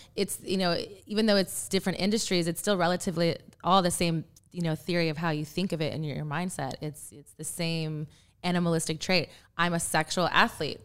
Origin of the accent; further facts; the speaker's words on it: Texas, United States; I'm from Texas